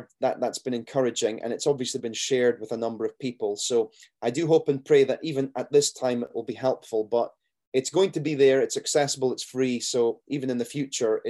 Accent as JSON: {"language": "English", "region": "Scotland", "country": "United Kingdom", "said": "me being Scottish"}